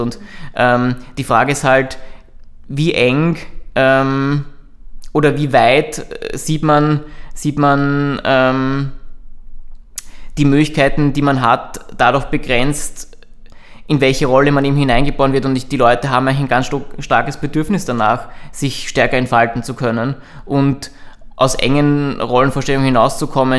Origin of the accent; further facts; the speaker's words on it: Burgenland, Austria; ich komme aus dem Burgenland